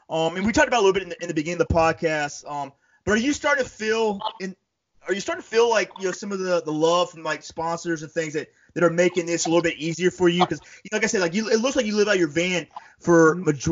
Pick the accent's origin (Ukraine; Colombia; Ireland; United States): United States; Panama City, Florida; also born or lived in upstate New York; now in New York, United States; I'm from the South. I'm from Panama City, Florida. So I grew up in lakes similar